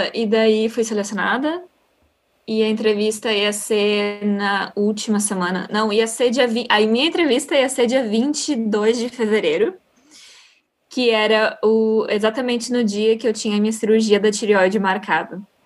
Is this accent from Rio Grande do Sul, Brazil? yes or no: yes; Porto Alegre, Rio Grande do Sul, Brazil; moved away as an adult; now in Netherlands; sou do Sul, de Porto Alegre